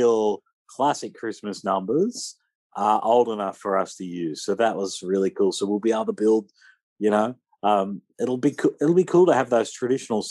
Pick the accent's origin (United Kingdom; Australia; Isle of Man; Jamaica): Australia; accent: Aussie